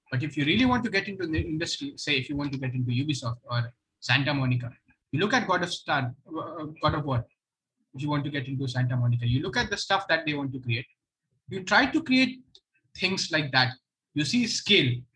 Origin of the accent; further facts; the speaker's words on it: Purnia, Bihar, India; moved away; I come from Purnia, it's okay. in Bihar